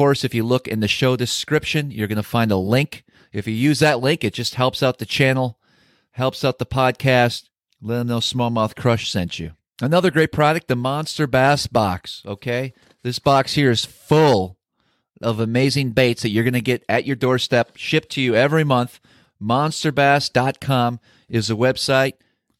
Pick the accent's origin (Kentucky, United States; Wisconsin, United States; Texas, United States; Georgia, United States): Wisconsin, United States; moved away; Back in my home state of Wisconsin